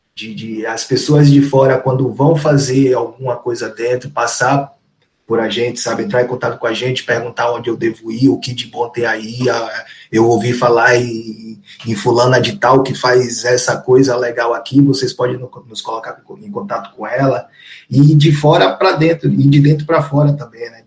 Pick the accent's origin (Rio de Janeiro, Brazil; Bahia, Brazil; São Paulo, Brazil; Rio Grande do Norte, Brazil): Bahia, Brazil; Salvador; eu sou lá do Nordeste de Amaralina, mais precisamente